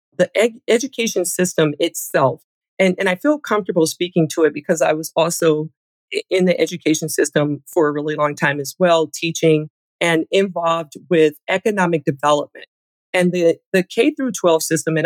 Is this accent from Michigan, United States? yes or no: yes; Michigan, United States; I grew up in Michigan.